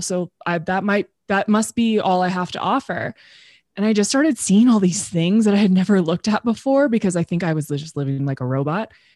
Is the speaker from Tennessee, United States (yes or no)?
no; Temecula, California, United States; also born or lived in Los Angeles; I grew up in Temecula, which is in Southern California